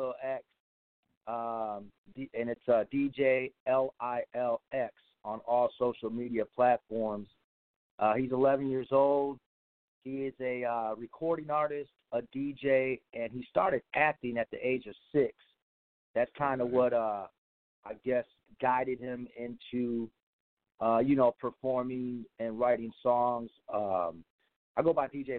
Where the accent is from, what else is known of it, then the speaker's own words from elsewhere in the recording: Midwest, United States; now in Texas, United States; we're from the Midwest, but we live in Texas now